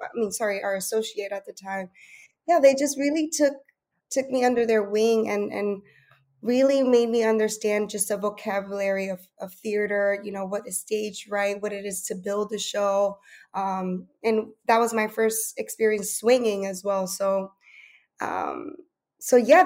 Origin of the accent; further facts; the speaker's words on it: Paterson, New Jersey, United States; I am originally born and raised in Paterson, New Jersey